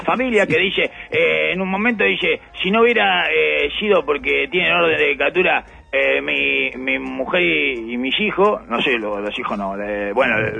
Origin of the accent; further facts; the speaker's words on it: Uruguay